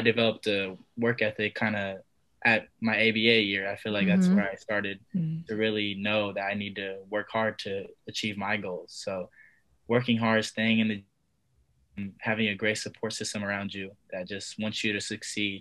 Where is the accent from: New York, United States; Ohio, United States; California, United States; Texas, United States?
California, United States; Sacramento; It'll be in my hometown. It'll be in Sacramento